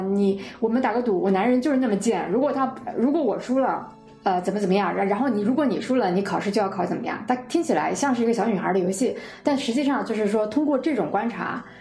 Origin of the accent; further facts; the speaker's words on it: China; 我们中国人